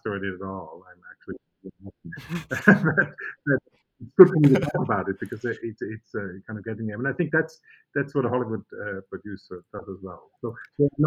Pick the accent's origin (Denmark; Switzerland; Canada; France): Switzerland; moved away; in Switzerland, I'm from Switzerland